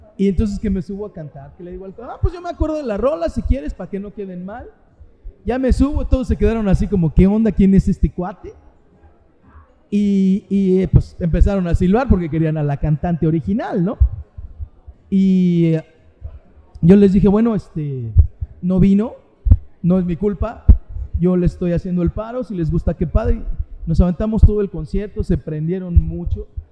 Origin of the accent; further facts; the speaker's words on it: Mexico City, Mexico; moved away as an adult; also born or lived in Puerto Vallarta, Mexico; now in Cabo San Lucas, Mexico; nací en la Ciudad de México, en Azcapotzalco. O sea que nací como Chintololo, le llaman allá los de Azcapotzalco, ¿no? Entonces yo era chilango, bueno, soy chilango